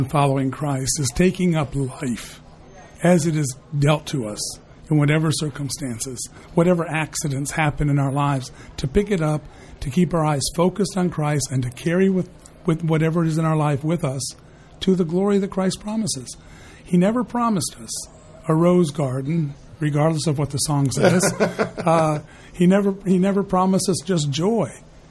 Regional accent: Ireland; I'm an Irishman who's kissed the Blarney Stone 5 times.

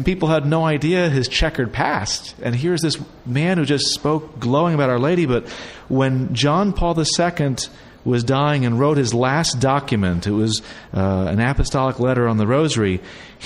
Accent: United States; I grew up just outside Washington, D.C.

